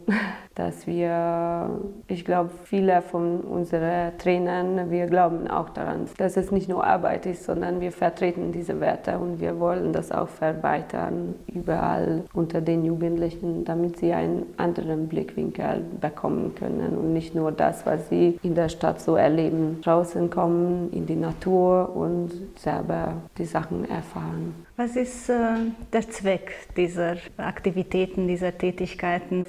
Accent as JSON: {"language": "German", "country": "Hungary", "second_language": "German", "moved": "yes", "lives_now": "Romania", "said": "Ich komme ursprünglich aus Ungarn"}